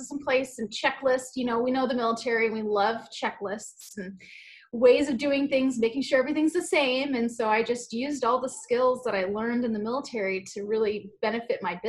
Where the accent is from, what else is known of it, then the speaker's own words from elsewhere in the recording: Hawaii, United States; moved away as an adult; I'm from Hawaii